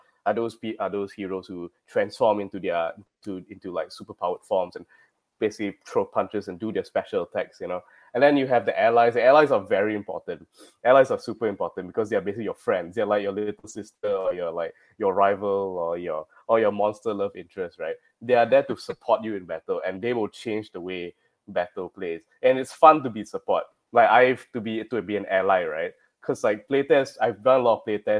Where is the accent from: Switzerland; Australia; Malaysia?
Malaysia; I'm from Malaysia.